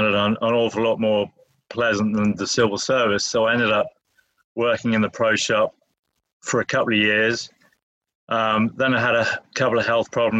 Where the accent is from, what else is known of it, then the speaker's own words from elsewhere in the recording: England, United Kingdom; moved away as an adult; also born or lived in Liverpool; now in United States; I'm from England, born in England. Came to the States in 2000, just after 9/11